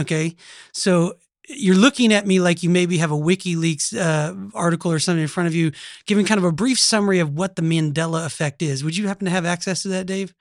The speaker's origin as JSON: {"language": "English", "region": "Oklahoma", "country": "United States", "accent": "Oklahoma", "said": "this is an Oklahoma accent"}